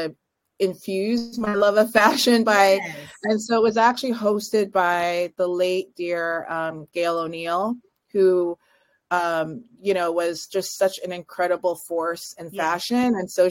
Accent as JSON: {"language": "English", "area": "just outside of Toronto", "region": "Ontario", "country": "Canada", "tie": "born or raised there", "said": "I grew up in just outside of Toronto"}